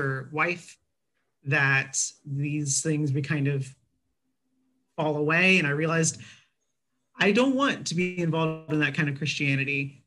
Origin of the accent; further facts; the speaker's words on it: Texas, United States; I grew up in Texas